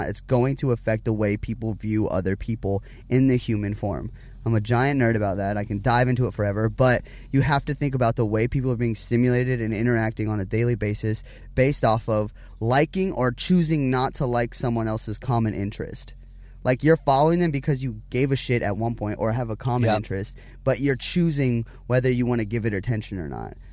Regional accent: Huntington Beach, California, United States; born there; also born or lived in Las Vegas; I was born in Huntington Beach, California, um, by my mother and father, obviously.

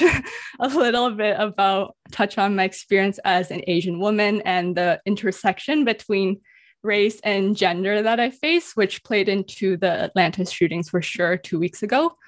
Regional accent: Vancouver, British Columbia, Canada; also born or lived in Toronto; I always respond Canada or Vancouver

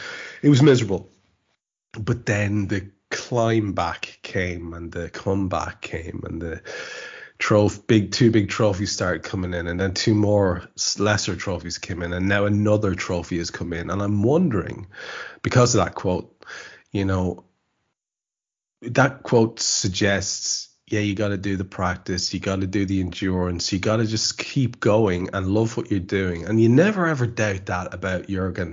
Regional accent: Ireland; As an Irishman

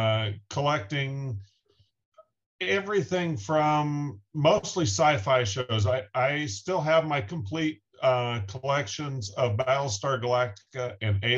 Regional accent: Wichita, Kansas, United States; I grew up in Wichita, Kansas, pretty much smack dab in the center of the U.S.

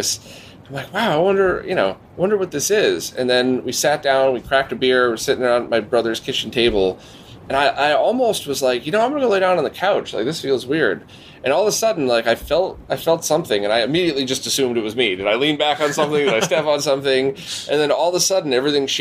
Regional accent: Bridgeport, Connecticut, United States; growing up in Bridgeport

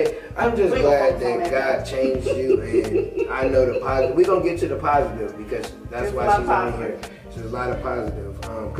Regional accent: Michigan City, Indiana, United States; So I'm from Michigan City, Indiana. So it's some white folks there.

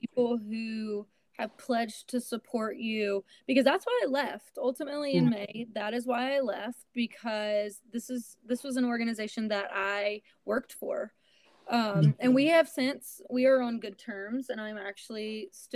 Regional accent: Alabama, United States; moved away; I had to move back to my hometown in Alabama

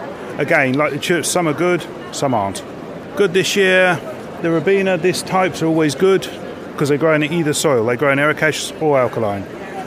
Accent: Reading, South East England, United Kingdom; I'm from Reading.

